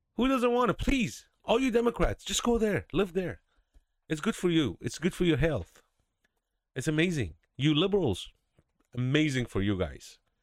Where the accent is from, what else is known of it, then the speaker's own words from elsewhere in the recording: California, United States; moved away; I'm from California. I lived there for about fifteen years, and, uh, thank God I left in two thousand eight.